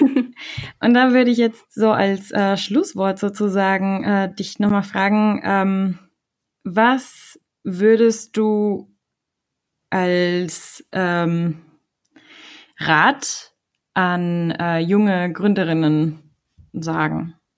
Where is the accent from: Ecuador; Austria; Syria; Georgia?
Ecuador; now in Germany; komme ich aus Ecuador und ähm, bin in Deutschland seit 2007